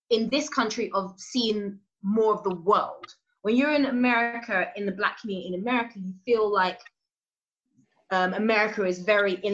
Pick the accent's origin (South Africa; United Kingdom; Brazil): United Kingdom; especially when you go out to the states as a British actor